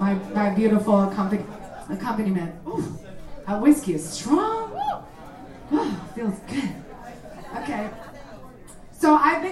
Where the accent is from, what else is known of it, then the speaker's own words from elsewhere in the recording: Mexico; moved away; I'm from Mexico. I can show you my passport.